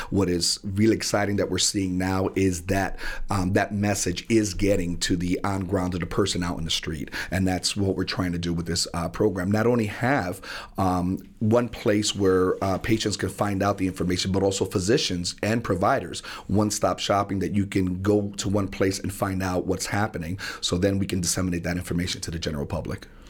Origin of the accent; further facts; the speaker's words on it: New Haven, Connecticut, United States; being born and raised in New Haven and in the Hill section of New Haven